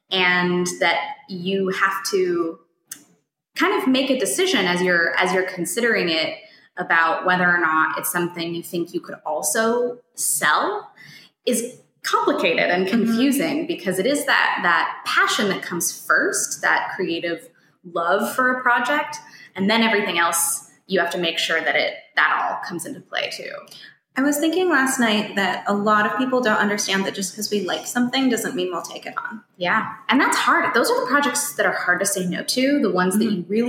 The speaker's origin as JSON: {"language": "English", "region": "Colorado", "country": "United States", "said": "I'm from Colorado, and so people in a small town will often say"}